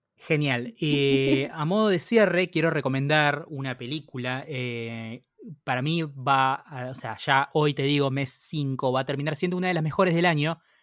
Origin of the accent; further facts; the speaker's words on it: Argentina; como argentino y como latinoamericano